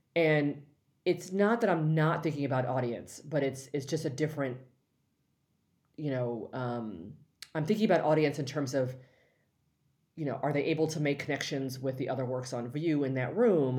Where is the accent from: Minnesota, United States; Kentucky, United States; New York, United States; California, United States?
California, United States; Los Angeles; I'm from L A, born and raised